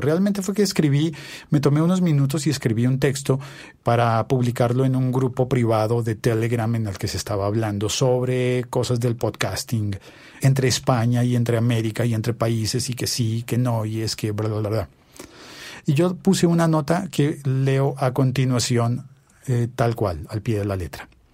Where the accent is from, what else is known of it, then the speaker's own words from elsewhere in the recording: Colombia; also born or lived in Bogotá; yo soy colombiano y vivo en Bogotá, en Colombia